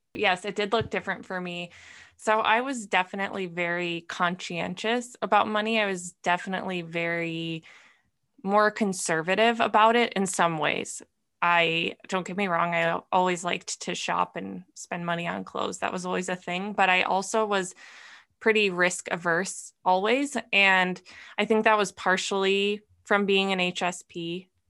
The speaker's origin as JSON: {"language": "English", "region": "Minnesota", "country": "United States", "tie": "born or raised there", "also_born_or_lived": "California", "moved": "as an adult", "said": "I grew up in Minnesota, moved to California"}